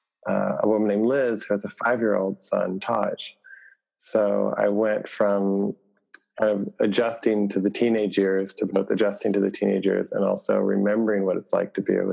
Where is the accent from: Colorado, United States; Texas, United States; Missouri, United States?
Texas, United States; Lubbock; also born or lived in Michigan; I was born in Michigan, and I grew up in West Texas